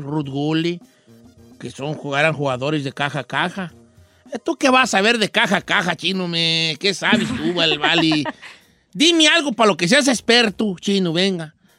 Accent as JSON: {"language": "Spanish", "area": "a town in the Zamora Valley", "region": "Michoacán", "country": "Mexico", "tie": "born or raised there", "said": "mi pueblo de nacimiento"}